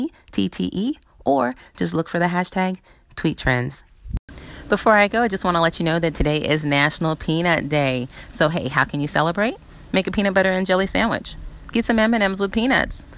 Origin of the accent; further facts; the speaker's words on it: South Carolina, United States; I grew up in South Carolina and hurricanes happened often